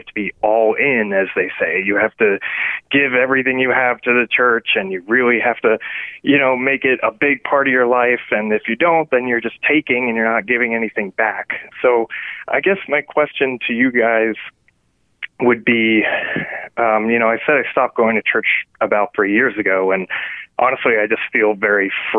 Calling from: Virginia, United States; from Virginia.

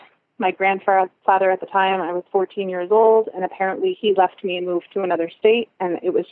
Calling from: Cooperstown, New York, United States; I'm calling in from Cooperstown, New York.

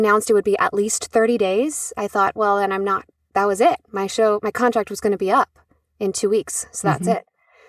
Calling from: New York City, New York, United States; I live in New York City, just in Queens, right across from the United Nations, right on the East River.

